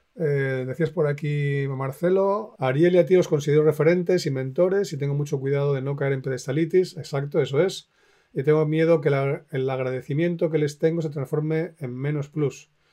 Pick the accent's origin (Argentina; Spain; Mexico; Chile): Spain; also born or lived in Finland; me crié en España